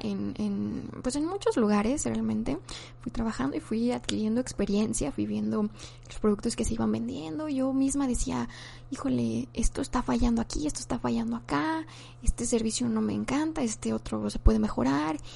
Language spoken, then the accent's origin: Spanish; Mexico; also born or lived in Guadalajara, Jalisco; soy mexicana, tengo 24 años y actualmente vivo en la ciudad de Guadalajara, Jalisco.